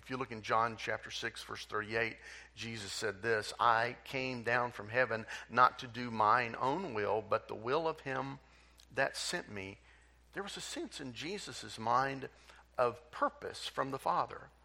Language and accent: English; Tulsa, Oklahoma, United States; I grew up in Tulsa